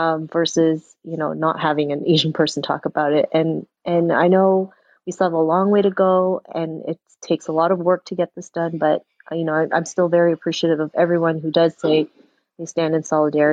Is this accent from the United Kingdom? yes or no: no; Toronto, Ontario, Canada; I'm also from Toronto